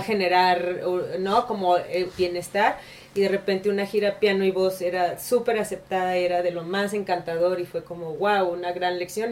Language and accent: Spanish; Mexico; also born or lived in San Luis Potosí / Guadalajara; Literalmente mi niñez fue en San Luis Potosí y en Guadalajara